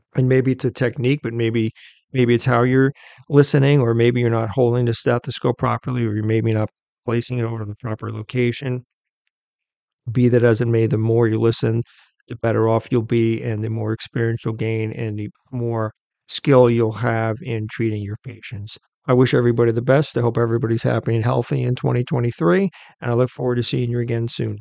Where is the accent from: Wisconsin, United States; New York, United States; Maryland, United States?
New York, United States; near Queens; I'm from New York. I wasn't born in Queens, but I, I grew up near Queens